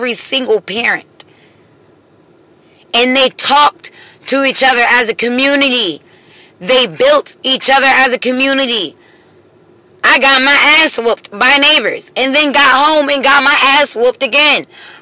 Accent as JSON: {"language": "English", "region": "Pennsylvania", "country": "United States", "moved": "yes", "lives_now": "Jacksonville, United States", "said": "I'm from Pennsylvania"}